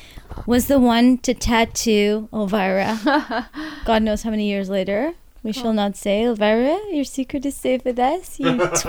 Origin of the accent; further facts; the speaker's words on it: Texas, United States; I'm here from Texas.